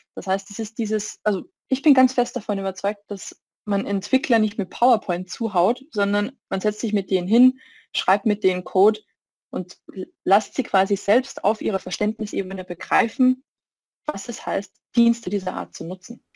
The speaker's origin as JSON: {"language": "German", "country": "Austria", "moved": "yes", "lives_now": "Munich, Germany", "said": "Ich bin ursprünglich aus Österreich"}